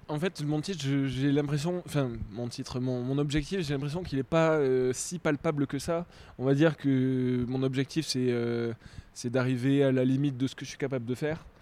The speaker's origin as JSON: {"language": "French", "country": "France", "said": "en tant que Français"}